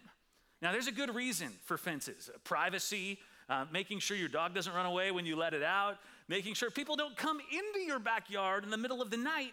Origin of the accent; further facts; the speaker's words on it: northwest suburbs of Chicago, Illinois, United States; now in Bay Area, United States; I grew up in the Midwest, the northwest suburbs of Chicago